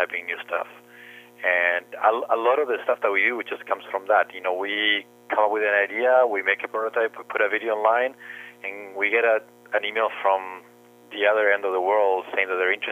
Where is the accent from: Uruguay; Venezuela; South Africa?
Uruguay; moved away as an adult; now in Canada; my background is I'm from Uruguay, and I started working when I was very young.